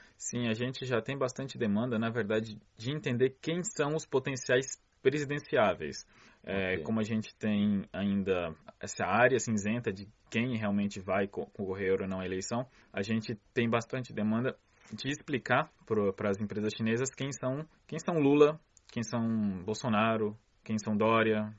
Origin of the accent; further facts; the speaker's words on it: São Paulo, Brazil; moved away as an adult; also born or lived in Bom Jesus da Lapa, Bahia, Brazil; now in Beijing, China; Com sete anos, eu fui pra São Paulo, fiquei em São Paulo até três anos atrás, quando eu vim pra China